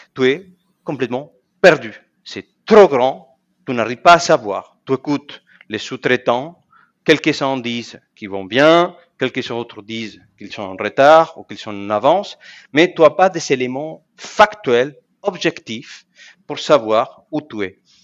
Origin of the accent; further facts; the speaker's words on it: Argentina; moved away as an adult; also born or lived in Germany; now in France; je suis né en Argentine il y a 46 ans